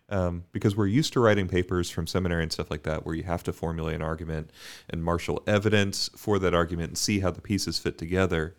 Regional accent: Bermuda; growing up in Bermuda, we would always

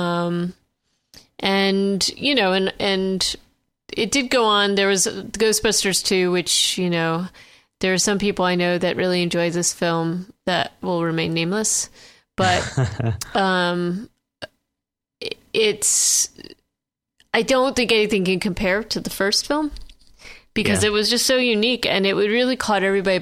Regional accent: Vermont, United States; I grew up in Vermont

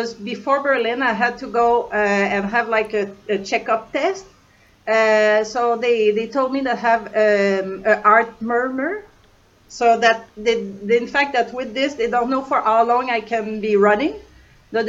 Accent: Canada; moved away; I'm from Canada

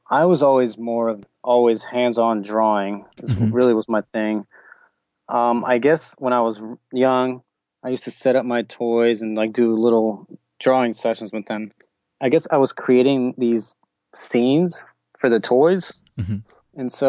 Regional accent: Tulsa, Oklahoma, United States; also born or lived in Argentina; I was actually born in Argentina, and then my family moved over here to Tulsa, Oklahoma when I was a baby. And so I was raised here in Tulsa, and I live here now.

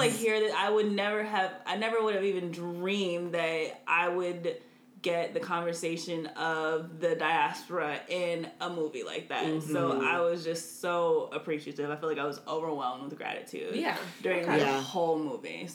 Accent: United States; I am an American

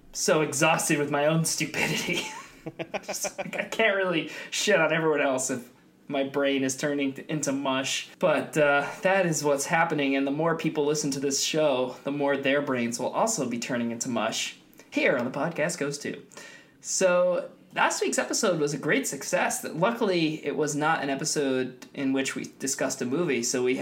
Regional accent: New England, United States; moved away; I was from New England

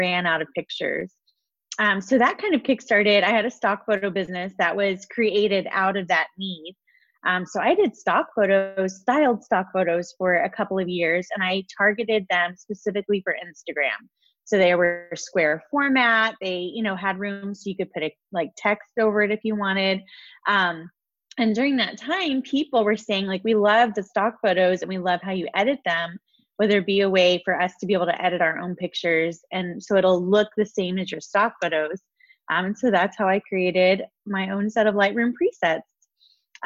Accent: Texas, United States; moved away as an adult; also born or lived in California; I grew up in Texas

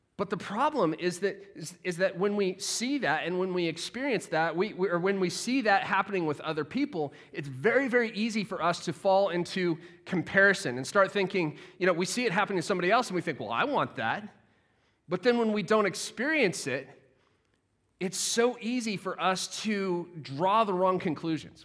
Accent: United States; now in Sheffield, United Kingdom; as an American

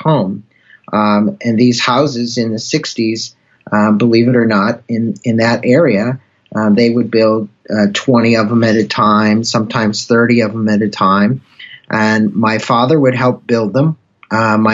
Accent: Claremont, California, United States; also born or lived in St. Louis, Missouri; I was 7 years old when I transplanted to California. So I do consider myself a native of this state

